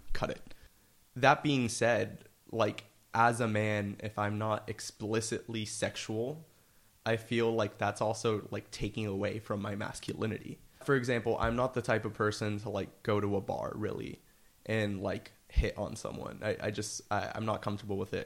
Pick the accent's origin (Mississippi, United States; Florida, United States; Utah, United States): Florida, United States; Miami; moved away as an adult; now in New York, United States; I'm originally from Miami, Florida